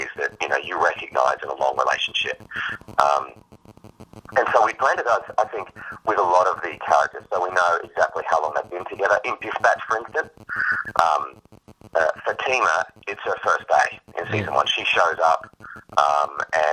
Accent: Australia; as an Australian, I grew up with a lot of UK comedy and Irish comedy

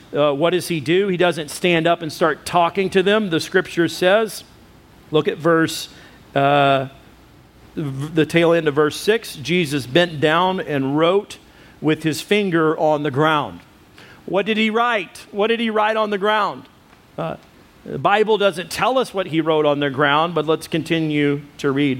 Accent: United States

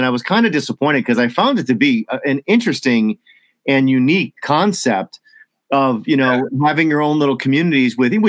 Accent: United States; It was the first time as an American

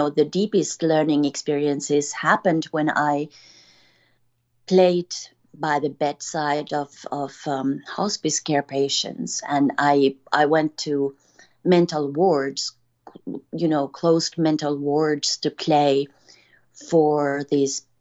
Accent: Finland; moved away; this is a story of a little Finnish girl. I'm from Finland.

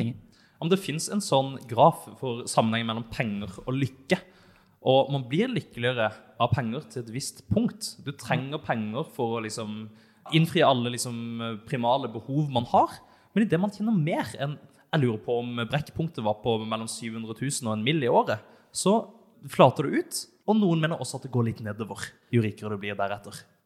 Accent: Elverum, Innlandet, Norway; jeg er født i Elverum

